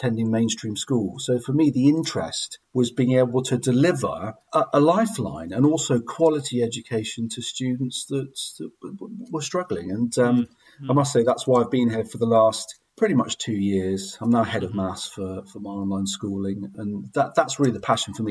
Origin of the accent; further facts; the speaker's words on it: Glastonbury, South West England, United Kingdom; I grew up in Glastonbury in Somerset, attended the local secondary school